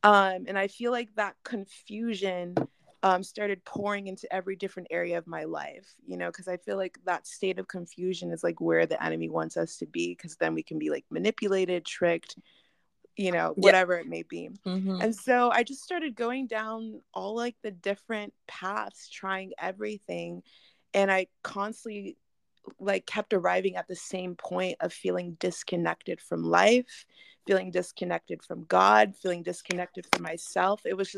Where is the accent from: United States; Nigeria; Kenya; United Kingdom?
Nigeria; Well, I actually grew up Christian, and I am Nigerian, and so we grew up going to like super African churches every other Sunday.